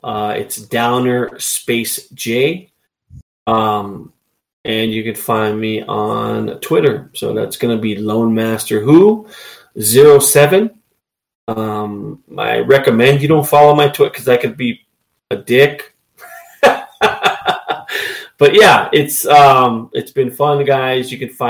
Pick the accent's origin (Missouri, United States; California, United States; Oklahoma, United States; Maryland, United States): California, United States; Los Angeles; and I came from Los Angeles, so if that happened in Los Angeles, those persons would be gone in a millisecond.